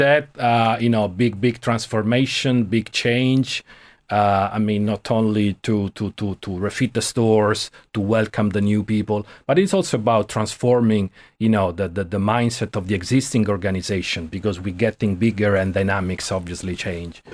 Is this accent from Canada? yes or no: no; Rome, Lazio, Italy; moved away as an adult; also born or lived in Milan; now in Ireland; I was born in Rome. I grew up there, lived for 30 years